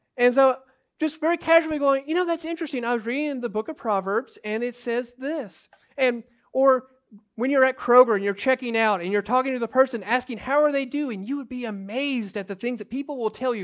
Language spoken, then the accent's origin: English; United States; as American Christians